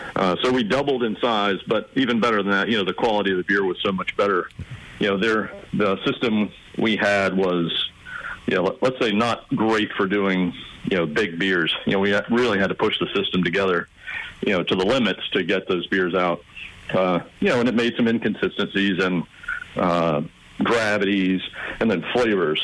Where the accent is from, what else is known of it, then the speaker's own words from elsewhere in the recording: South Carolina, United States; moved away as an adult; also born or lived in California; I'm actually from South Carolina